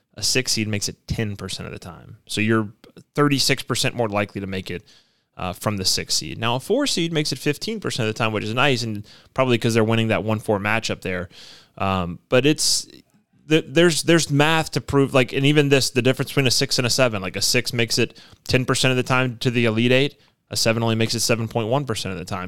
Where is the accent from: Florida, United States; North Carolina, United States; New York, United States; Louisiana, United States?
Louisiana, United States; Baton Rouge; I grew up in Baton Rouge.